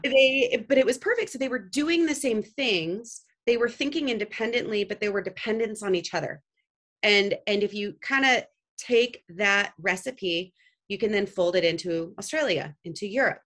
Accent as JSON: {"language": "English", "town": "Santa Cruz", "region": "California", "country": "United States", "tie": "born or raised there", "also_born_or_lived": "Italy", "said": "I, am born in the Bay Area, actually in Santa Cruz, California, which is uh, just south of San Francisco. Um, home to many startups"}